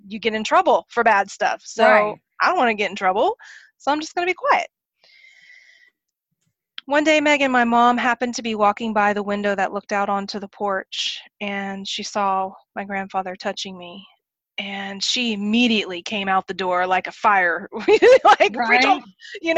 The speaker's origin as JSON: {"language": "English", "region": "Oklahoma", "country": "United States", "tie": "born or raised there", "said": "I grew up in Oklahoma"}